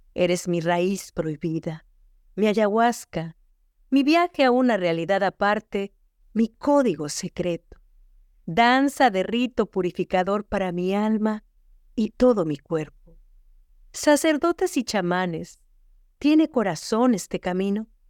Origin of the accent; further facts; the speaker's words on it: Mexico City, Mexico; moved away as an adult; now in United States; Yo crecí en la Ciudad de México rodeada de las pirámides, del centro histórico